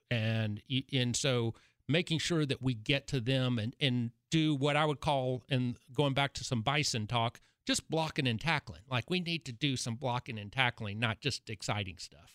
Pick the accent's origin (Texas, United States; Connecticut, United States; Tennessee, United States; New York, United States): Tennessee, United States; Chattanooga; I'm from Chattanooga, Chattanooga, University of Tennessee at Chattanooga